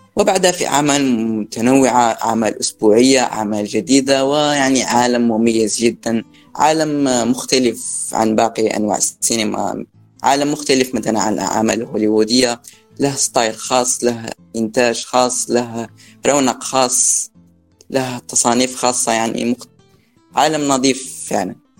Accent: Algeria; من الجزائر

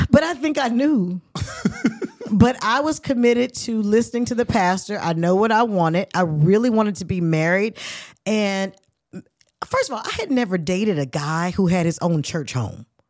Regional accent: Oakland, California, United States; I'm from Oakland

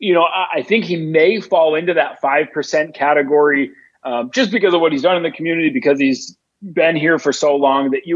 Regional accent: New England, United States; I grew up in New England

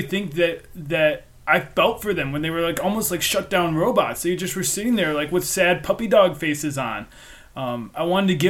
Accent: New York, United States; growing up in New York

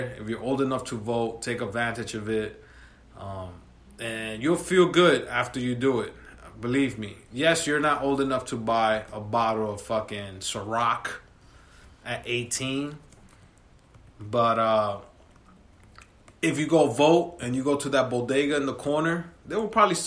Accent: New York City, New York, United States; moved away as an adult; now in New Jersey, United States; I grew up in New York

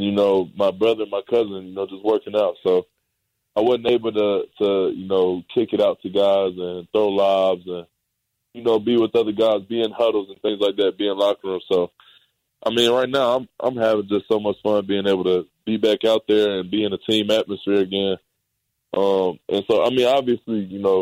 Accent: Dallas, Texas, United States; The Mavs was my hometown team

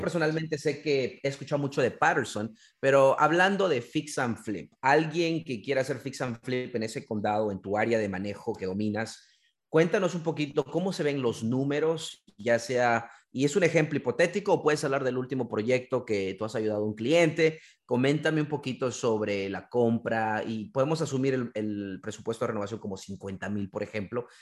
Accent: Peru; now in Maryland, United States; yo soy de Perú

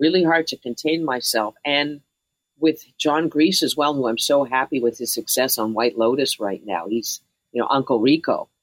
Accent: Canada; moved away

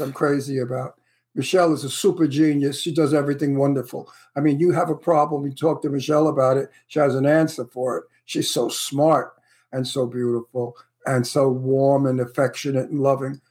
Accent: New York City, New York, United States; accent: Brooklyn; also born or lived in Red Hook, Brooklyn / Astoria, Queens; I was born in the Red Hook projects in Red Hook, and I okay. lived until my father bought a house in Astoria, Queens, and then yeah. we moved to Queens

